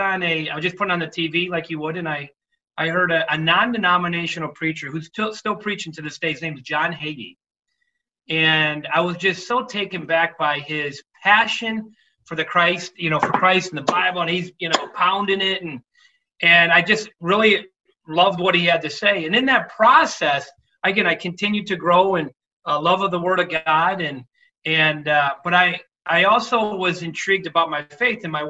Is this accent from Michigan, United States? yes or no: yes; Detroit, Michigan, United States; I grew up in Detroit, Michigan, blue collar family